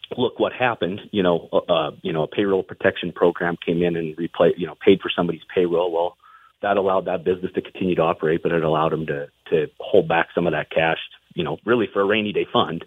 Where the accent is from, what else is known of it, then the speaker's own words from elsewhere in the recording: Butte, Montana, United States; I'm from Butte, and so I was fortunate to be born and raised there